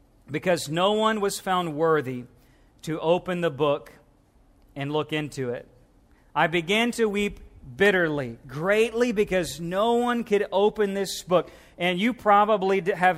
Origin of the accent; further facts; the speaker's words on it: Missouri, United States; now in Louisiana, United States; as a Missouri boy, now I'm from the South, but then I lived in Missouri most of my life and came back down